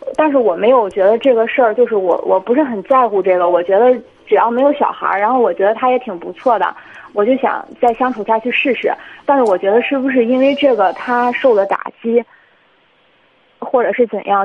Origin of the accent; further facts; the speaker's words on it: Jinan, Shandong, China; 我们都是济南本地的